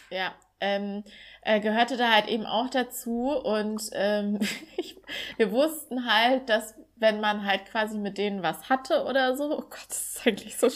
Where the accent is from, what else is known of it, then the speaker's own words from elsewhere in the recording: East Germany, Germany; zum Männertag, so heißt es bei uns im Osten